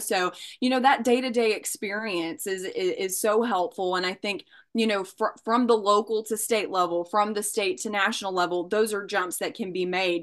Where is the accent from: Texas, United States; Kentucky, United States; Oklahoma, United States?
Kentucky, United States; Bowling Green; I'm originally from Bowling Green, Kentucky, which is about an hour north of Nashville, Tennessee